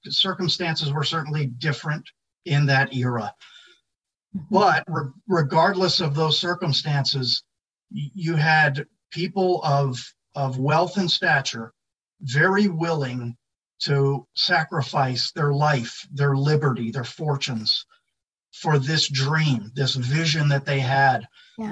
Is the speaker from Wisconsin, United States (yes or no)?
no; Philadelphia, Pennsylvania, United States; outside of Philadelphia, which was my hometown